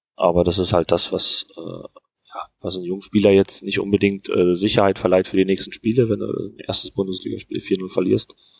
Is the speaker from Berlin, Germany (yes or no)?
yes; Berlin, Germany; moved away as an adult; also born or lived in Fürth; Ich bin in, in Hohenschönhausen aufgewachsen